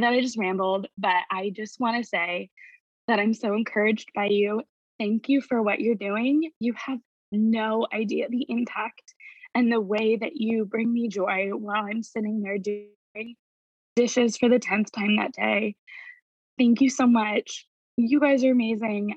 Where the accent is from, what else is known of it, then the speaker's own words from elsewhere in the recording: Indiana, United States; moved away as an adult; also born or lived in New York; I never expected moving back to my hometown.